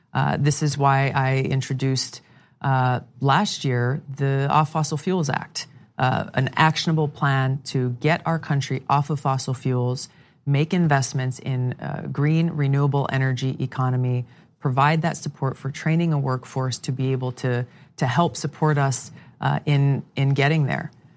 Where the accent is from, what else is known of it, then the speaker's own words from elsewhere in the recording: Hawaii, United States; my home state of Hawaii